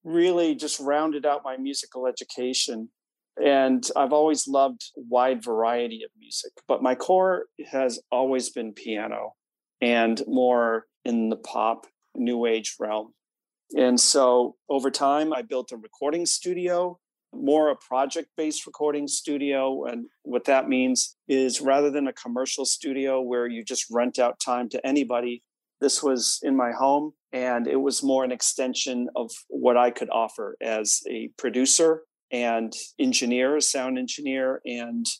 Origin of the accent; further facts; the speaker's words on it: Chicago, Illinois, United States; moved away as an adult; now in Boston, United States; I grew up in the Midwest, Chicago area, but went out to Boston to Berklee College of Music